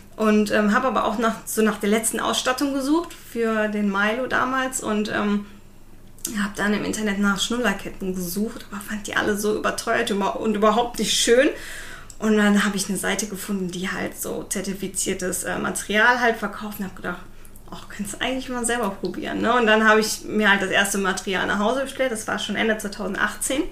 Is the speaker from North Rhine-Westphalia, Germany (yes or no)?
yes; Düren, North Rhine-Westphalia, Germany; now in Siegburg, Germany; meine äh, Eltern oder meine Familie kommt aus Düren